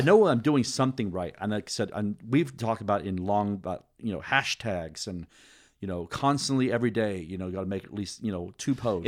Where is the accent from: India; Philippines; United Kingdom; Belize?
United Kingdom; now in United States; When I was growing up in Great Britain